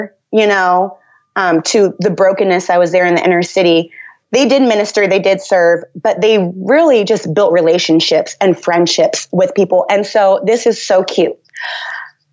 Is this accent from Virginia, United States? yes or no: yes; Northern Virginia, United States; I grew up in the Washington, D.C. area, so Northern Virginia primarily